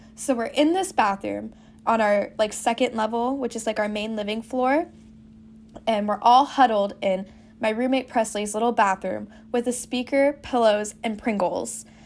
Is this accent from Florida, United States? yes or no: yes; Central Florida, United States; also born or lived in Boca Raton, Florida; I'm originally from Florida, but I'm from Central Florida